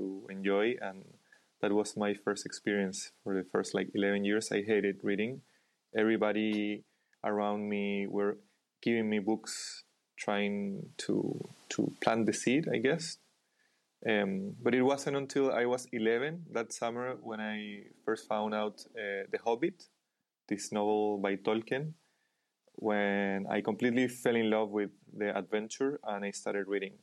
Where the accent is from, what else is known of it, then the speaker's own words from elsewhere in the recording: Chile; I was born in Chile